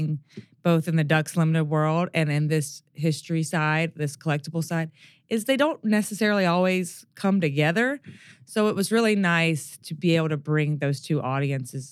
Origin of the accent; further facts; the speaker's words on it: Mississippi Delta, United States; I grew up in the Mississippi Delta